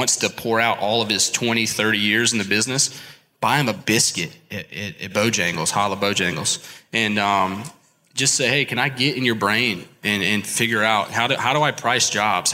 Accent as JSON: {"language": "English", "town": "Columbia", "region": "South Carolina", "country": "United States", "said": "I am from Columbia, South Carolina"}